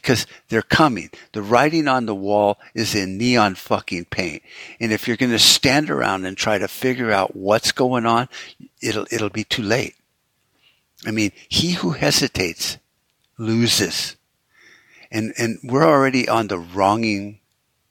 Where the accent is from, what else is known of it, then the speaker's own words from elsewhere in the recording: United States; as an American